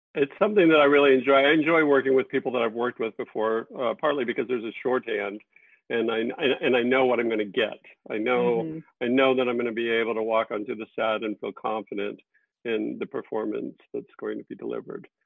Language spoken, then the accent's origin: English; Texas, United States; I grew up in Texas, and it reminds me so much of my of my upbringing